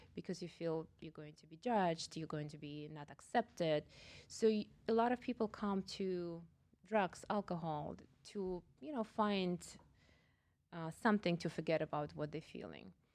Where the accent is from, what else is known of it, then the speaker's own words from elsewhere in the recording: Russia; moved away as an adult; also born or lived in Kazakhstan; now in Boca Raton, United States; Originally, I am from uh, Russia